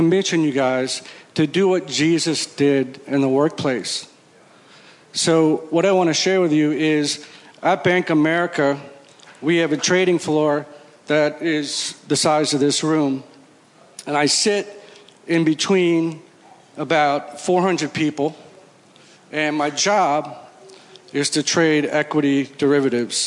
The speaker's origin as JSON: {"language": "English", "region": "Connecticut", "country": "United States", "said": "I'm from Connecticut, and I go to Stanwich Church"}